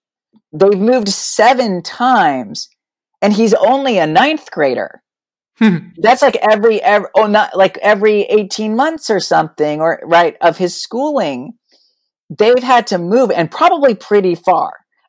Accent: Illinois, United States; born there; also born or lived in New Mexico / Texas; And I was born in Illinois. My biological dad died. We moved to New Mexico. I think we had 3 houses in Las Cruces. Then we moved to Austin.

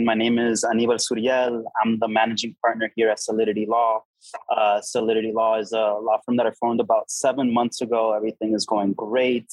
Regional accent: Miami, Florida, United States; moved away as an adult; also born or lived in Dubai; I just came back to Miami to establish myself in my hometown

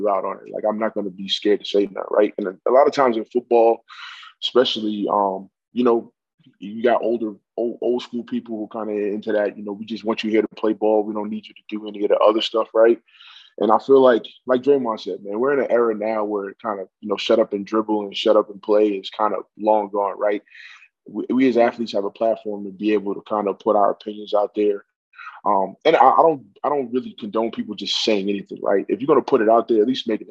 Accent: New York City, New York, United States; moved away as an adult; now in Canada; I'm from New York City, so I grew up in a place where people are not scared to tell you about themselves

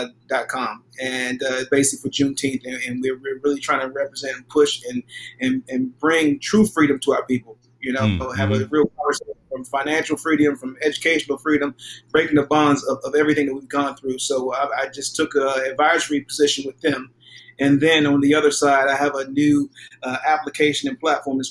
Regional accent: Palmer Park, Maryland, United States; coming from the meager place that I came from Palmer Park, Maryland. We didn't have anything

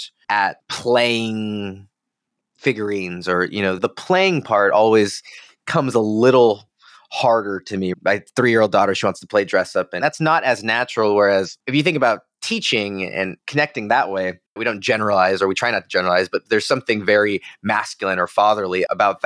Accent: Southern California, United States; I'm from Southern California.

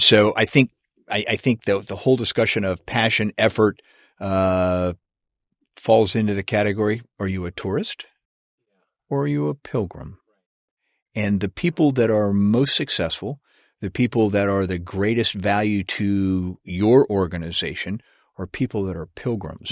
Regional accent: Washington, United States; moved away as an adult; I grew up in, uh, Washington State

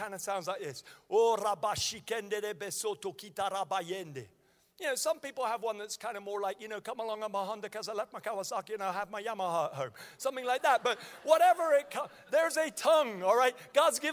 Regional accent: Nigeria; moved away; I was born in Nigeria and I speak fluent Hausa.

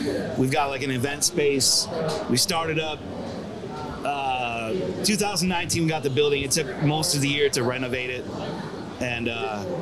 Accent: Michigan, United States; moved away; I'm originally from Michigan

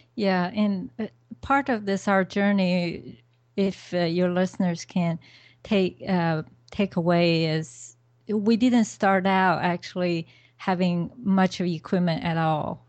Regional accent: China; moved away; I came from China originally

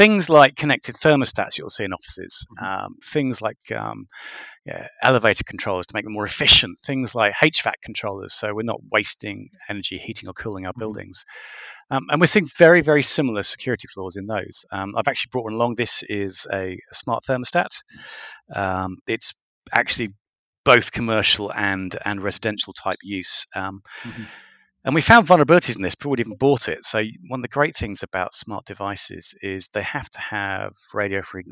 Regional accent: United Kingdom; I'm a Brit

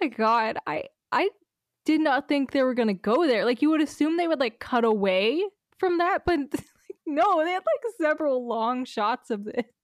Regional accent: United States; as an American

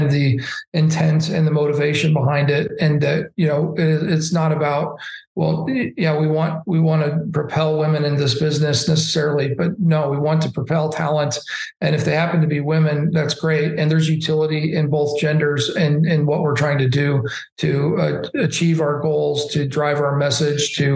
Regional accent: Indianapolis, Indiana, United States; I'm from Indianapolis and we have the Indy 500

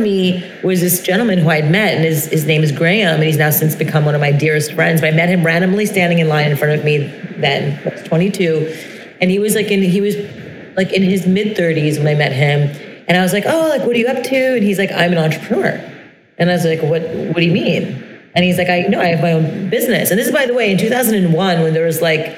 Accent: Brossard, Quebec, Canada; I grew up in Montreal, Canada, in French Montreal, the South Shore of Montreal, in a town called Brossard

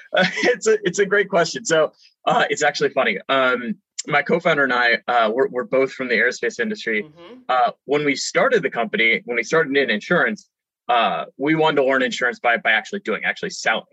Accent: California, United States; i grew up in California

